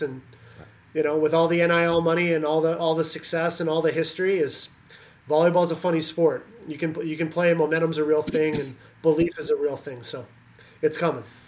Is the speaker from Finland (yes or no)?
no; Canada; moved away as an adult; also born or lived in Pennsylvania, United States; now in Indiana, United States; I grew up in Canada, uh, played with the national team program in Canada